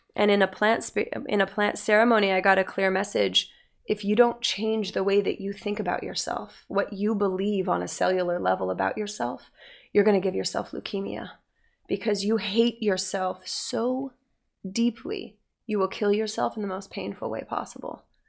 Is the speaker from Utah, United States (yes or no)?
yes; Utah, United States; I grew up in Utah